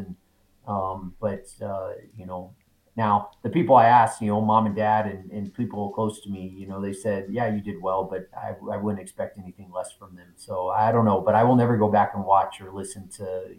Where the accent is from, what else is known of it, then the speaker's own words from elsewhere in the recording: El Paso, Texas, United States; moved away as an adult; also born or lived in Houston, Texas; now in Boise, United States; And I remember when Matt called me to come from Houston, and I grew up in Texas.